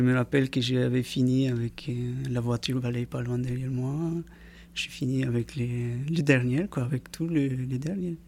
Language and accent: French; Peru; French is a second language; moved away as an adult; now in French Polynesia; Je, vivais chez moi au Pérou, parce que je suis un Pérouien à la base